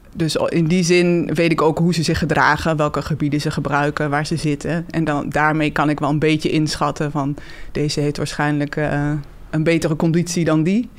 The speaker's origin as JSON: {"language": "Dutch", "town": "Hengelo", "region": "Overijssel", "country": "Netherlands", "tie": "born or raised there", "said": "Ik ben geboren en getogen in Hengelo, in het oosten van het land."}